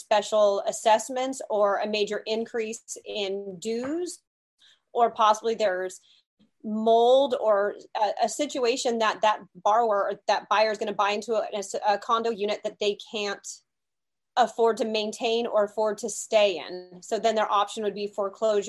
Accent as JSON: {"language": "English", "region": "California", "country": "United States", "tie": "born or raised there", "said": "I am a California girl, born and raised in California"}